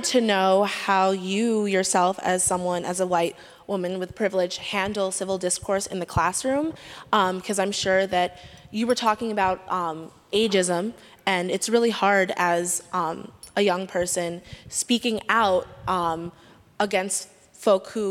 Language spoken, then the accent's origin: English; New York City, New York, United States; I grew up in New York City